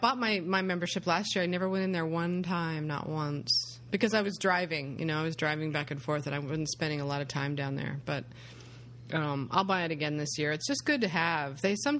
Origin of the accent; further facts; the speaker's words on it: United States; I'm an American.